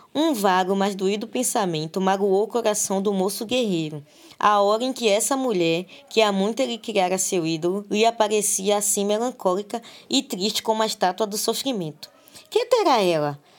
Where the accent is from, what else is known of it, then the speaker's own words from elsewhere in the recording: Salvador, Bahia, Brazil; eu sou de Salvador, Bahia